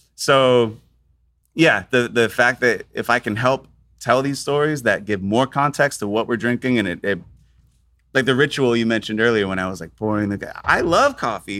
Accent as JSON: {"language": "English", "region": "Florida", "country": "United States", "tie": "born or raised there", "also_born_or_lived": "Tampa / Spain", "said": "I grew up in Florida"}